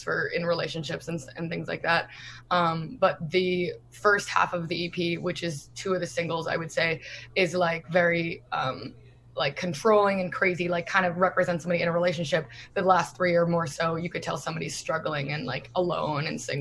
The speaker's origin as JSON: {"language": "English", "region": "New Jersey", "country": "United States", "said": "we're from New Jersey"}